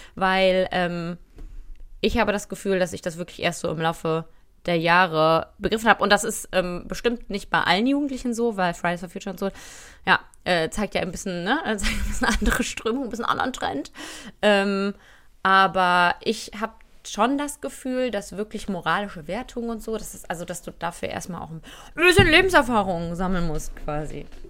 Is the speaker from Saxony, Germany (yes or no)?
no; Cologne, North Rhine-Westphalia, Germany; ich bin Rheinländerin, ich bin Kölnerin